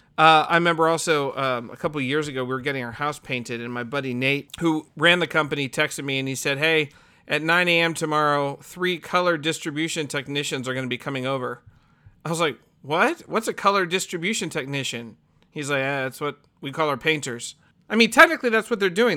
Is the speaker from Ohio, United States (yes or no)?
yes; Ohio, United States; I'm from Ohio